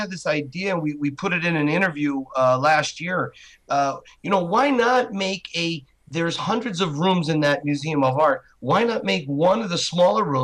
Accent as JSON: {"language": "English", "region": "Wales", "country": "United Kingdom", "said": "Don't forget, I'm from Wales"}